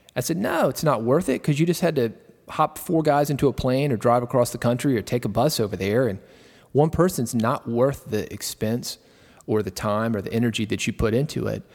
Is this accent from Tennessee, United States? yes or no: yes; Nashville, Tennessee, United States; I was born in Nashville